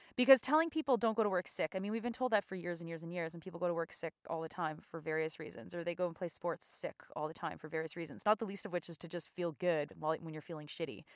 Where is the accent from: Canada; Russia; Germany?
Canada; as a Canadian